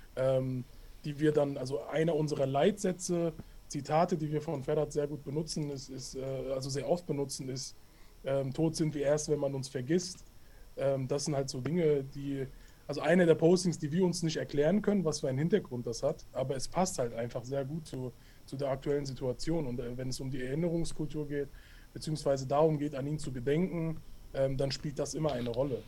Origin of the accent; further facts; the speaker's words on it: Hanau, Hesse, Germany; ich komme aus Hanau, bin auch hier geboren und aufgewachsen